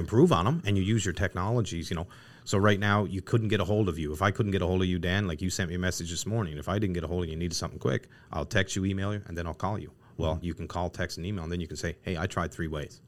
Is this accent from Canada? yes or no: yes; Newfoundland and Labrador, Canada; we're born and raised in Newfoundland.